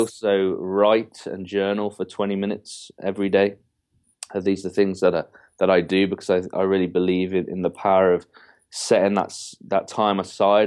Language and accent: English; England, United Kingdom; I'm, I'm fully English